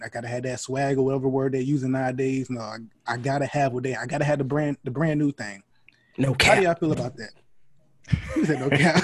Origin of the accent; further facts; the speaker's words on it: North Carolina, United States; I was growing up in North Carolina